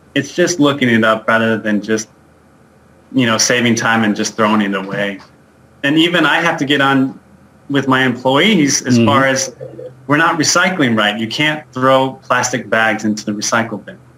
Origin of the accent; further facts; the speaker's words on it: Albuquerque, New Mexico, United States; moved away as an adult; now in Denver, United States; I was born and raised in Albuquerque, New Mexico